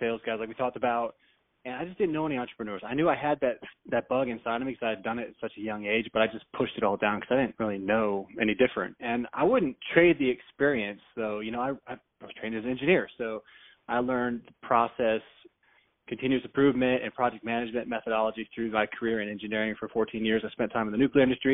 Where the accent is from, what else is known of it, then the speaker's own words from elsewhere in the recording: Tampa, Florida, United States; also born or lived in Schenectady, New York; I grew up in the Tampa area, so I've pretty much been in this area for my whole life